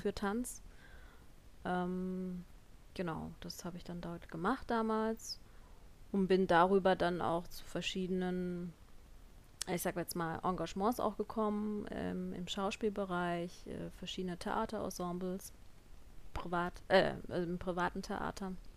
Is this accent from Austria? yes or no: no; Lörrach district, near Basel, Baden-Württemberg, Germany; moved away as an adult; also born or lived in Munich; Ich komme ja ursprünglich aus Süddeutschland, bei Basel, da unten Landkreis Lörrach